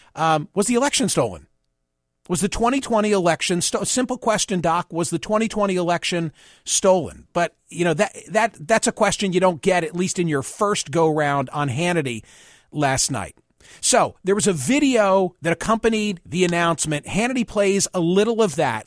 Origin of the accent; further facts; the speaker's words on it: Pennsylvania, United States; my home state